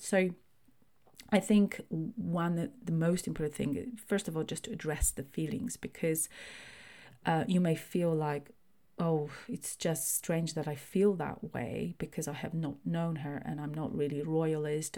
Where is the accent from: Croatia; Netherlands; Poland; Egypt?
Poland; now in United Kingdom; I was born in Poland, and that's my kind of primary nationality